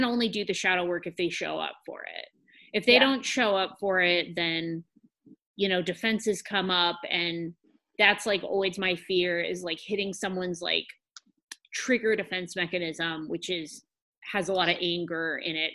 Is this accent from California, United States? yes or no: yes; Humboldt County, California, United States; I'm from Humboldt County.